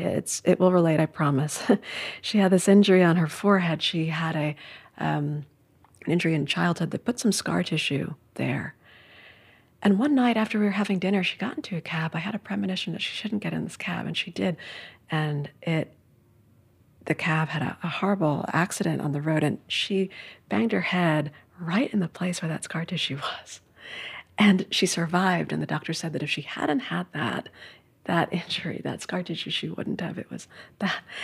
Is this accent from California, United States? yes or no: no; New York City, New York, United States; I grew up in Midtown Manhattan